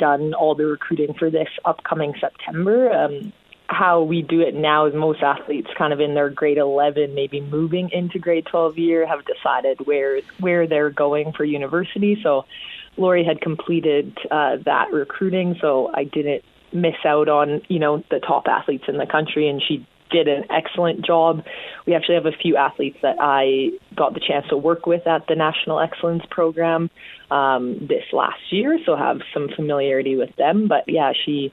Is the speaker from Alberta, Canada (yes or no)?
yes; Calgary, Alberta, Canada; also born or lived in Edmonton; I'm originally from Calgary